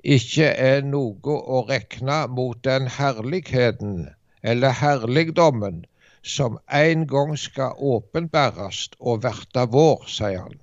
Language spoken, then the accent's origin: Norwegian; Norway; hjemme i Dubland.